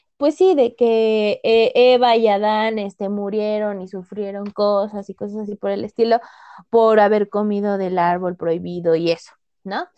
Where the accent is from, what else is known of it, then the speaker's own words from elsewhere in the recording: Mexico; nosotros como mexicanos